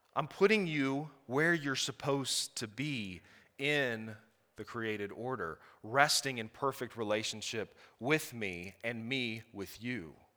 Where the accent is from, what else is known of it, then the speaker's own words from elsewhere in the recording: Blacksburg, Virginia, United States; we are from Blacksburg, Virginia. So if a y'all slips out, I'm sorry.